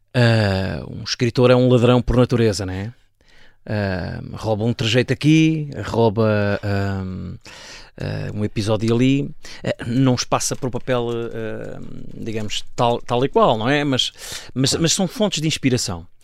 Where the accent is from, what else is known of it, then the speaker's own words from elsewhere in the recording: Safara, Alentejo, Portugal; moved away; aquilo já não é a aldeia com vida uh, uh, onde eu nasci e cresci